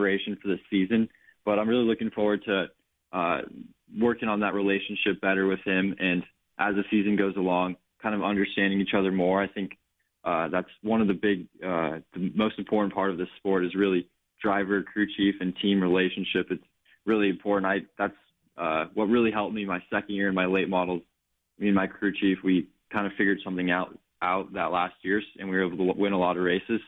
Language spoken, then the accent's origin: English; Phoenix, Arizona, United States; my hometown race here in Phoenix